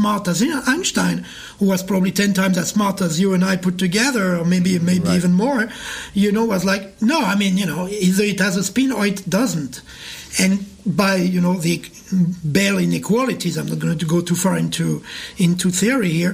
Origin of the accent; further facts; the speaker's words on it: Paris, Île-de-France, France; moved away as an adult; also born or lived in New York; now in Montreal, Canada; I was born in Paris. I moved to New York in 1994, and then I moved to Montreal in 2015